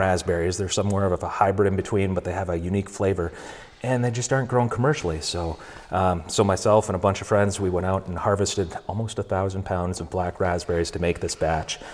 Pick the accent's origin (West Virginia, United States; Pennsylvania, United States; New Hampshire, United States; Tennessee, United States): New Hampshire, United States; moved away as an adult; now in Vermont, United States; I was uh, born in New Hampshire, okay. raised there, came to college over here